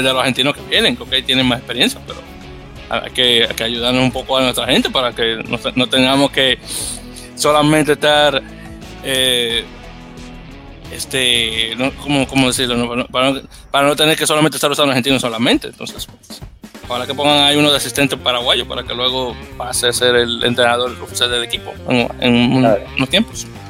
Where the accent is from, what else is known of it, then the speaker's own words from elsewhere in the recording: United States; como norteamericano que soy